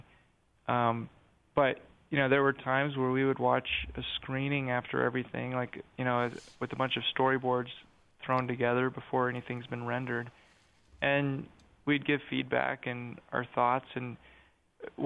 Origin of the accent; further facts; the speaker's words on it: Sandy, Utah, United States; now in New York, United States; I grew up in Sandy